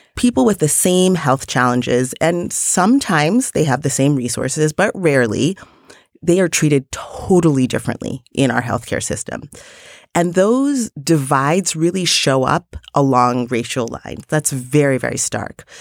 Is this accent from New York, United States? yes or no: yes; New York City, New York, United States; as a New Yorker